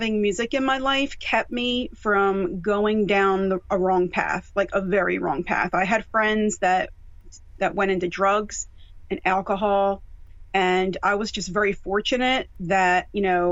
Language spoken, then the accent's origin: English; Mount Holly, New Jersey, United States; moved away as an adult; also born or lived in Ocean County, New Jersey; now in Philadelphia area, United States; I was born and raised in Jersey, born in Ocean County and raised in Burlington County in a little town called Mount Holly